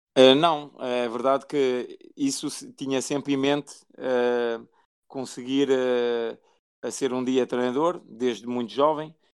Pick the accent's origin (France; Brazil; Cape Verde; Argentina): France; also born or lived in Guimarães, Portugal; nasci em Portugal, em Guimarães, sou natural de Guimarães. depois, com, com três anos, fui, fui para a França com, com os meus pais. Cresci em França